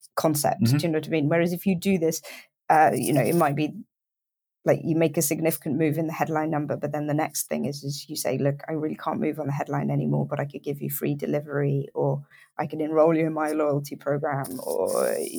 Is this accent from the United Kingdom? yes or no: yes; United Kingdom; I'm British